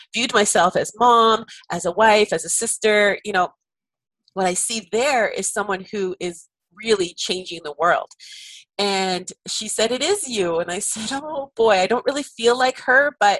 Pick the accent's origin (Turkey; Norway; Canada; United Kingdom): Canada; I'm Canadian